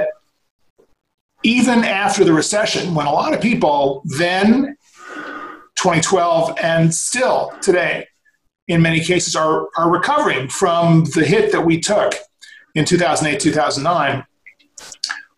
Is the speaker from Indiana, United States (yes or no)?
no; New York, United States; now in Los Angeles, United States; Born and raised in New York, had the movie bug early on, came out to figure out how that was going to work